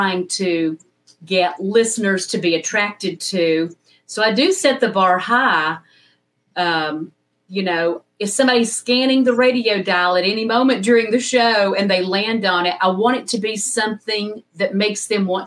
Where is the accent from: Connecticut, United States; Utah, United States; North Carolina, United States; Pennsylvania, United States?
North Carolina, United States; West Jefferson; I started in my hometown of West Jefferson, North Carolina, a station WKSK